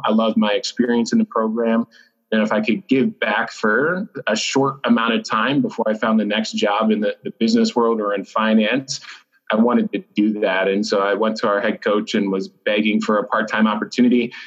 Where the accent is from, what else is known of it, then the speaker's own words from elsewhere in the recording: Blossburg, Pennsylvania, United States; moved away; my parents still live in my hometown of Blossburg, Pennsylvania